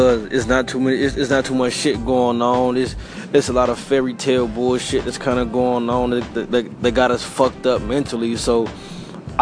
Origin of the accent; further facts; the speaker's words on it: St. Louis, Missouri, United States; I'm from St. Louis